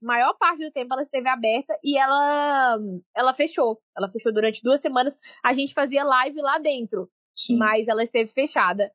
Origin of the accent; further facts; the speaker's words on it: Governador Valadares, Minas Gerais, Brazil; now in Portugal; Eu sou de Governador Valadares